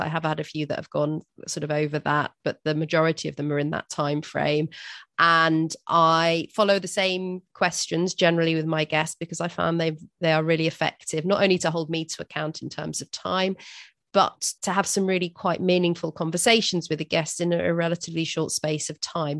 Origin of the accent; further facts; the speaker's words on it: Durban, KwaZulu-Natal, South Africa; I'm from South Africa myself, from Durban